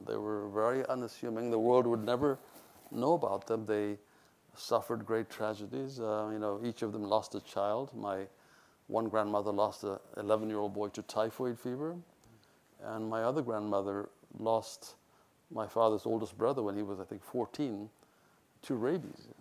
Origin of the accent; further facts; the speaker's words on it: Ethiopia; moved away; also born or lived in India; Ethiopia was easy because I was born there